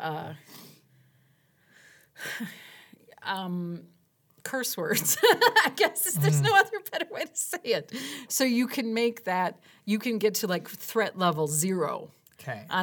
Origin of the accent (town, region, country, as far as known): Wisconsin, United States; accent: Wisconsin